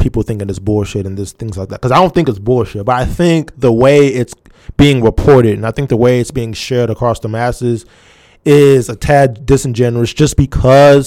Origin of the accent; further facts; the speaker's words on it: United States; we as American people